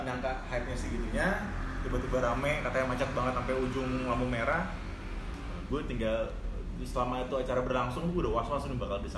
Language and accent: Indonesian; Jakarta, Indonesia; gue kan orang Jakarta kan ya